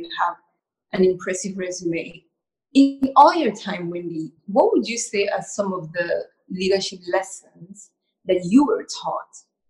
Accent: Cameroon; moved away; growing up in Cameroon

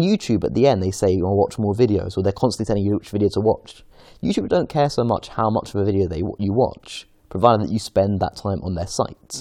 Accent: London, United Kingdom; I'm from Golders Green originally.

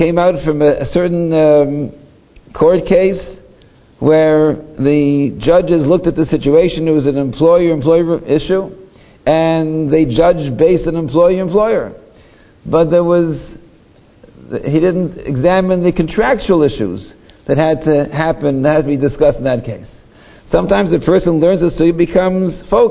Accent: Toronto, Ontario, Canada; my hometown, Toronto

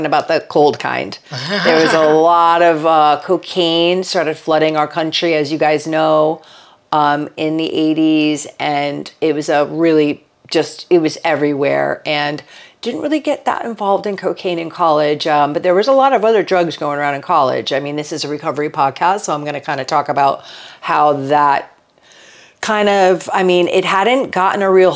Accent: Stamford, Connecticut, United States; I grew up in Connecticut, Stamford, Connecticut, in the 70s.

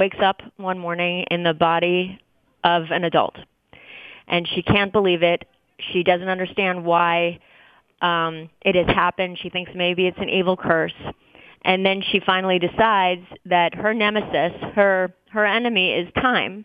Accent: New York City, New York, United States; also born or lived in New Orleans; grew up smack dab in the middle of New York City

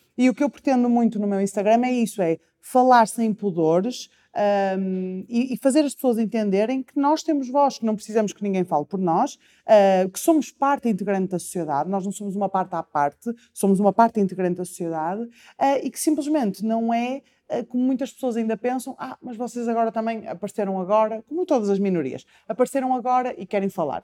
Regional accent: Porto, Norte, Portugal; eu sou do Porto

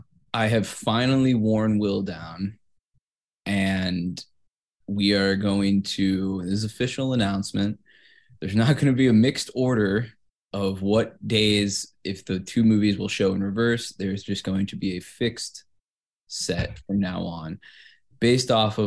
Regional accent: Kansas, United States; Because I'm from Kansas.

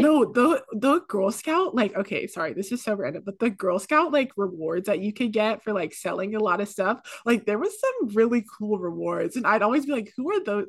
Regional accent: Pacifica, California, United States; moved away as an adult; now in Santa Barbara, United States; I'm from the Bay Area, but specifically Pacifica, which is, like, a small beach town ten minutes outside of San Francisco.

